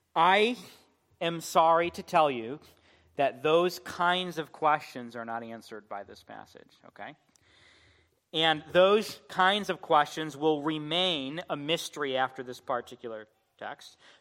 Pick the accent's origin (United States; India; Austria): United States; as American Christians